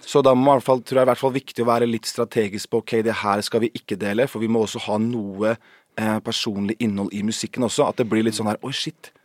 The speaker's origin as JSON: {"language": "Norwegian", "town": "Horten", "region": "Vestfold", "country": "Norway", "said": "Vi er fra Horten"}